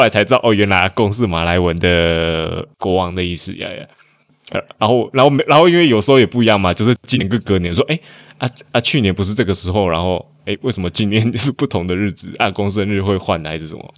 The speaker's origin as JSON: {"language": "Chinese", "country": "Taiwan", "moved": "yes", "lives_now": "Malaysia", "said": "我有回台湾投过一次总统，我还读大学的时候。我那时候好像刚二十，二十还二一"}